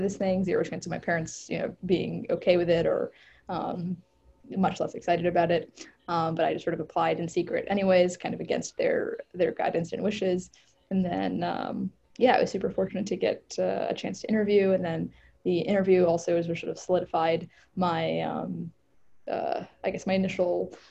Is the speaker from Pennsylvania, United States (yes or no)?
no; Northern Virginia, United States; I grew up in Northern Virginia, like the suburbs of Washington, D.C.